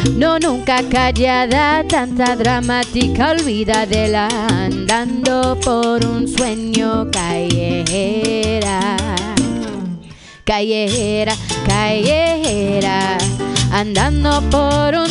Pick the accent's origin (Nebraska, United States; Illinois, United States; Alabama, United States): Illinois, United States; Chicago; now in San Francisco, United States; I'm from Chicago